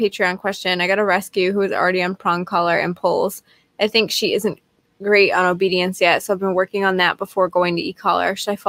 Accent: New Jersey, United States; Tony, I'm from Jersey.

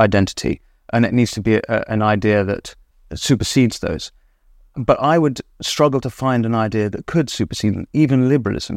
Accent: England, United Kingdom; as an Englishman

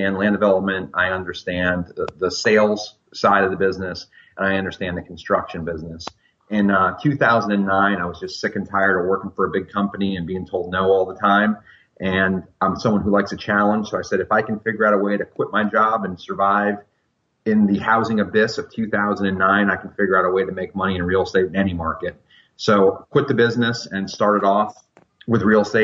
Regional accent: Fort Lauderdale, Florida, United States; now in Central Virginia, United States; I grew up in Fort Lauderdale, Florida

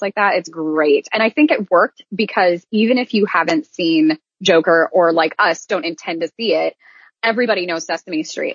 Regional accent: Iowa, United States; now in Orlando, United States; I was raised in Iowa and I now live in Orlando.

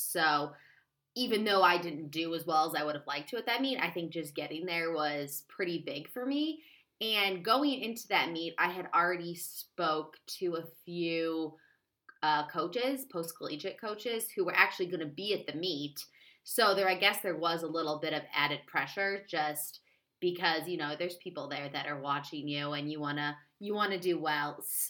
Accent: Seattle, Washington, United States; now in Washington, United States; Like, I came from Seattle, which is, if anyone's been there, it is incredibly laid back

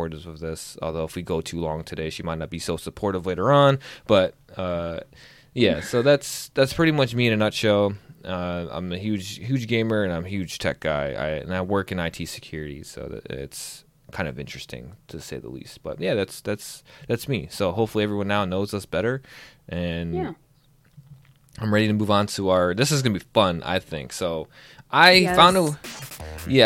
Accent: outside of Chicago, Illinois, United States; I grew up right outside of Chicago

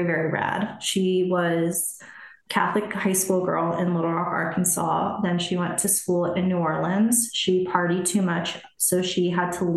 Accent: Germany; moved away; I was born in Germany

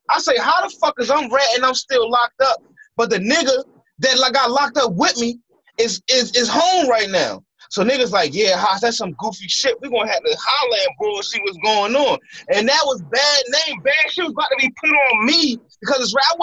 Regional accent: United States; I'm not even from New York. You know what I'm saying? I'm from Philly, East Baltimore. What up? You know what I mean? That's where I reside.

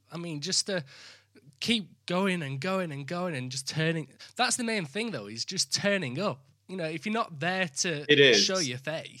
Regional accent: the north of England, United Kingdom; I'm from the north of England, so I'm as common as muck.

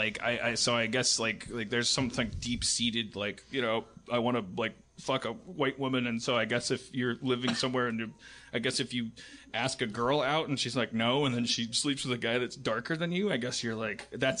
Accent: Bronx, New York, United States; But hey, I'm from the Bronx.

